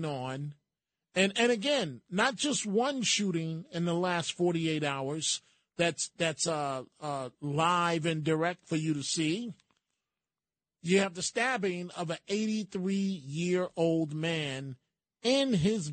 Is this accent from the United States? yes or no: yes; New York City, New York, United States; growing up in the Bronx